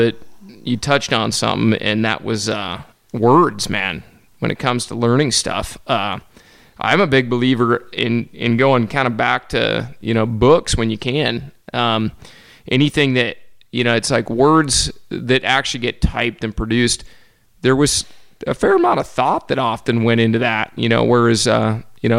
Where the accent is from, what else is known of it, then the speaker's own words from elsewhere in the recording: Western Washington, United States; I grew up in Western Washington, which is on one side of the Cascade